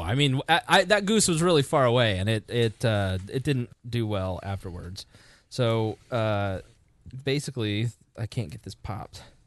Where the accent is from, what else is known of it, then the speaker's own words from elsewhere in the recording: Plainfield, Indiana, United States; I grew up in Plainfield, Indiana